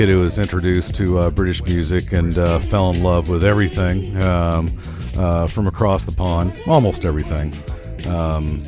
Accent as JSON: {"language": "English", "area": "Middle America", "region": "Midwest", "country": "United States", "tie": "born or raised there", "said": "like any red-blooded American male from Middle America, I had a crappy rock station in my hometown. KATT The Cat, 100.5 FM."}